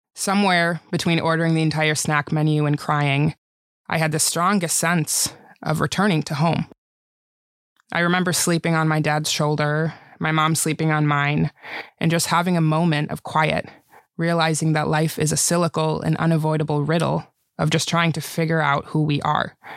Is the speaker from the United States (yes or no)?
yes; White Bear Lake, Minnesota, United States; English is a second language; We moved in with my grandparents on my mom's side in White Bear Lake, Minnesota